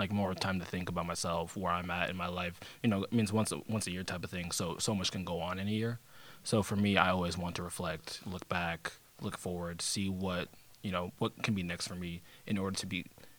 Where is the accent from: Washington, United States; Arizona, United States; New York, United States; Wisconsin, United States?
Washington, United States; Seattle; moved away as an adult; now in Bellingham, United States; I'm from Seattle